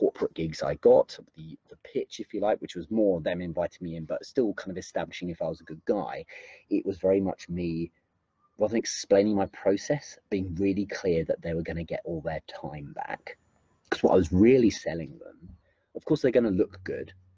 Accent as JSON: {"language": "English", "region": "England", "country": "United Kingdom", "said": "I'm English as well"}